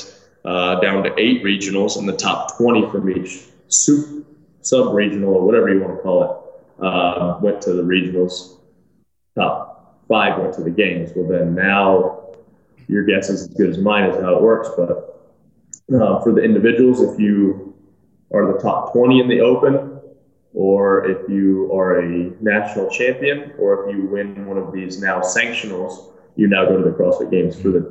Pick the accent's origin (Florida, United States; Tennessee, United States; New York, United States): Tennessee, United States; also born or lived in Michigan; I was born in Michigan. When I was 4 years old, we moved to Tennessee. And so we've lived here since I was 4 years old